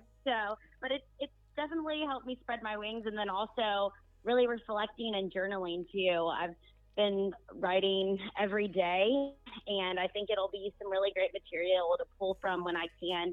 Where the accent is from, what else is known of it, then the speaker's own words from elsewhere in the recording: South Carolina, United States; I am from South Carolina, grew up in a really small southern conservative town